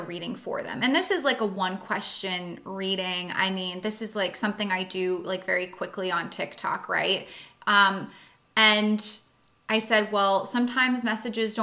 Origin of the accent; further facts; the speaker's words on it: East Coast, United States; I'm from the East Coast and we are assertive in our communication